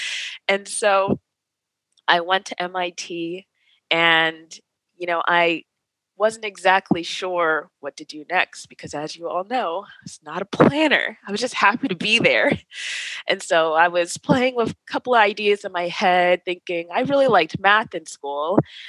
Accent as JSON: {"language": "English", "region": "East Coast", "country": "United States", "said": "I'm from the East Coast."}